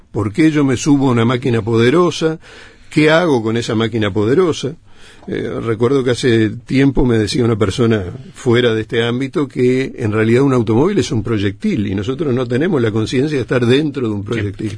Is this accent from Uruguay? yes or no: yes; Uruguay; Nosotros tenemos colectivamente como uruguayos, somos transgresores